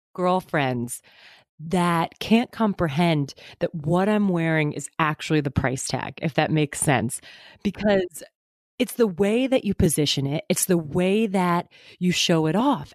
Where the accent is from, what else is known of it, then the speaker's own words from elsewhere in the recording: Westport, Connecticut, United States; moved away as an adult; also born or lived in New York City; now in New York, United States; My family is from my hometown in Westport